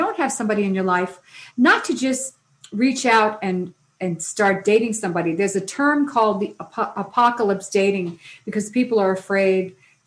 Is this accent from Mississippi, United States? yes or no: no; New York City, New York, United States; I come from New York City